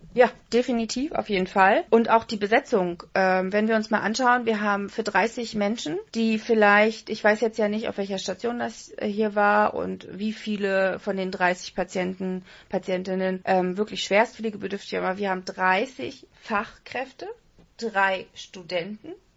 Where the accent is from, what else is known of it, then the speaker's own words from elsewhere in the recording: Berlin, Germany; wir kommen eigentlich aus der Hauptstadt